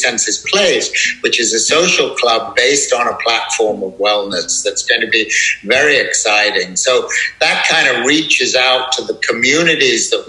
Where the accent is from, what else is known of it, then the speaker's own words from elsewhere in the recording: United Kingdom; moved away as an adult; also born or lived in Bali; what we grew up with in Europe and certainly in the UK